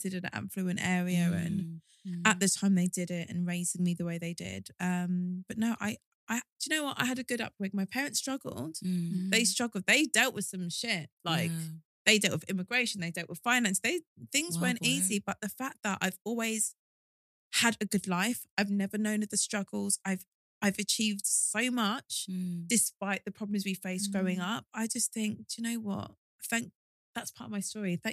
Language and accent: English; Cockfosters, London, United Kingdom; I grew up in Cock Fosters in Hertfordshire.